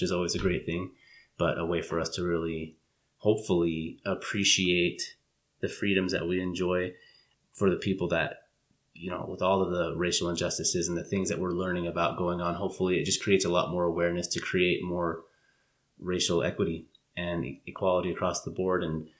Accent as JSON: {"language": "English", "region": "Utah", "country": "United States", "tie": "born or raised there", "also_born_or_lived": "California", "said": "when I moved to Utah from California as a kid"}